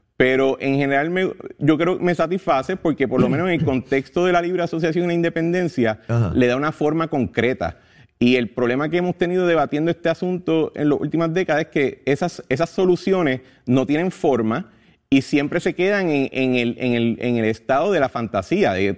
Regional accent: Puerto Rico; los puertorriqueños

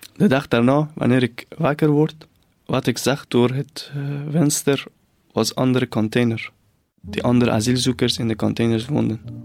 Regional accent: near the Caspian Sea, northern Iran, Iran; Dutch is a second language; moved away as an adult; now in Ghent, Belgium; Ik ben opgegroeid in het noorden van Iran, dicht bij de Kaspische Zee.

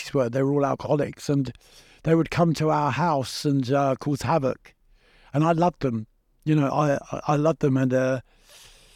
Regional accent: London, United Kingdom; growing up in Battersea, kind of, you know, being the middle one

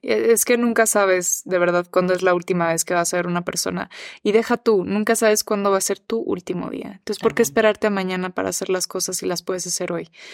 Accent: Mexico; also born or lived in United States; soy mexicana, pero soy gringa también

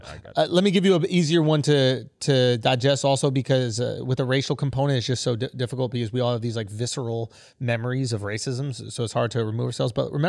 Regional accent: Scotland, United Kingdom; and I'm Scottish.

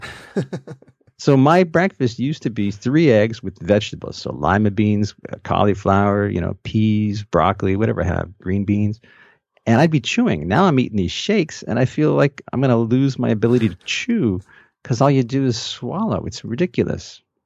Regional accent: Montreal, Quebec, Canada; also born or lived in Toronto, Ontario; now in London, Canada; Growing up in Montreal

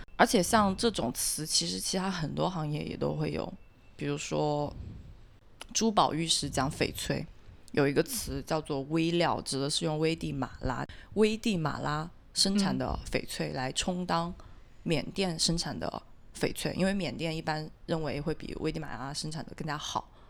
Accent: Guangzhou, Guangdong, China; 我们自己，呃，广州本地人讲粤语去交流

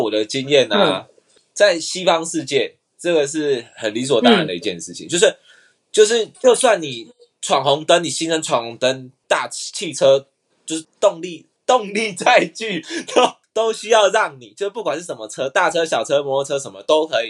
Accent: Kaohsiung, Taiwan; now in Taipei, Taiwan; 因为我在高雄长大，在台湾念书嘛，然后我现在到台北来工作啊

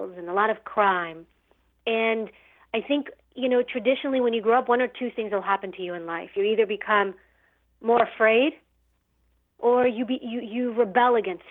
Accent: New York City, New York, United States; I grew up in New York City and in a rougher area

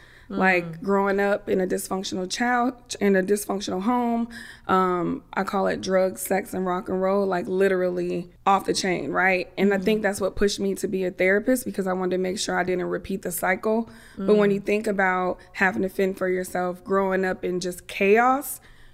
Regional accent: Germany; born there; They had me. I was born in Germany. So every time I would apply for college, I have to have that little certificate, student born abroad, right?

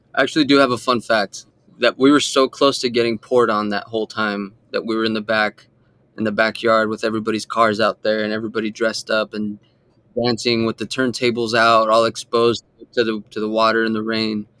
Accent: Imperial Beach, California, United States; I grew up in Imperial Beach

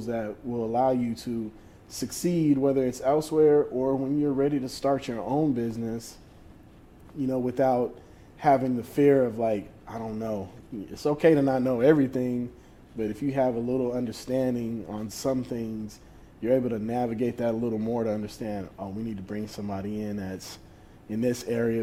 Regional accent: New Orleans, Louisiana, United States; growing up in New Orleans

